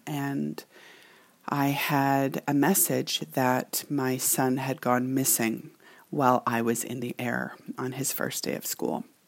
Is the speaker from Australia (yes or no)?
no; Canada; this Canadian girl who can typically hold her own